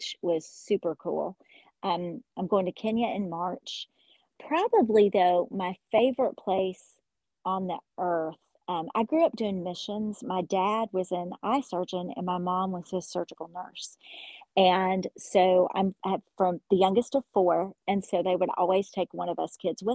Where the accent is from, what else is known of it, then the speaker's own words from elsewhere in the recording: Hopkinsville, Kentucky, United States; I'm located in Hopkinsville, Kentucky, and which is the town where I grew up